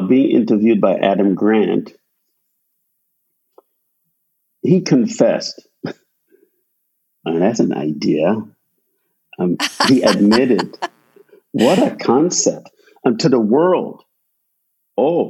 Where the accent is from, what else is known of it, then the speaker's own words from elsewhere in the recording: Guyana; also born or lived in Michigan / New Jersey; now in Florida, United States; I grew up in Guyana, South America, and it's tropical